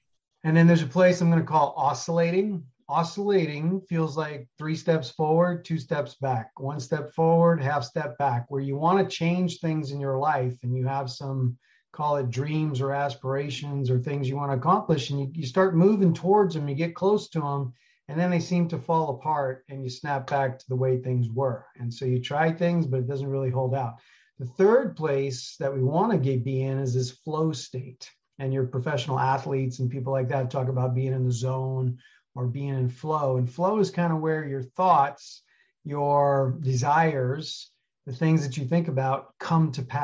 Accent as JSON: {"language": "English", "town": "New York City", "region": "New York", "country": "United States", "tie": "born or raised there", "also_born_or_lived": "Colorado / Alaska", "moved": "as an adult", "said": "I grew up in New York City, 1984, went to Colorado"}